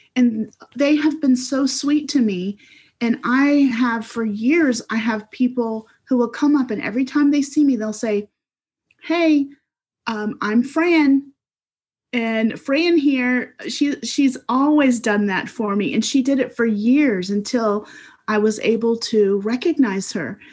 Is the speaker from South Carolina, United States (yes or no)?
yes; South Carolina, United States; also born or lived in Florida / Massachusetts / Cyprus; ever since the third grade, so for most of my life, I've lived in South Carolina in some place